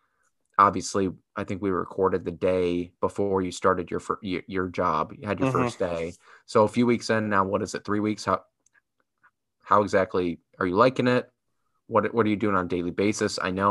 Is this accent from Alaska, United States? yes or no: no; Iowa, United States; now in Chicago, United States; Had some friends come up from my hometown in Iowa